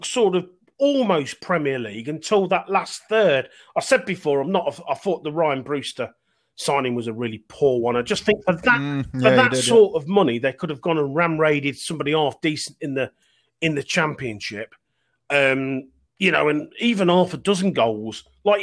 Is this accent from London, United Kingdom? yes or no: no; Leicester, East Midlands, United Kingdom; We were all born and bred in Leicester.